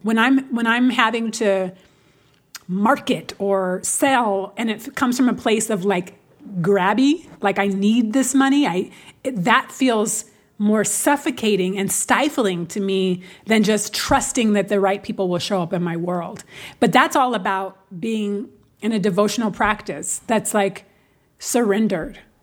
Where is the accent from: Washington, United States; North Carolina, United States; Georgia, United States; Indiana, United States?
Washington, United States; Seattle; Because I'm from Seattle, right? Which is, uh, not a very black city at all. It's, especially now, but it was blacker when I grew up.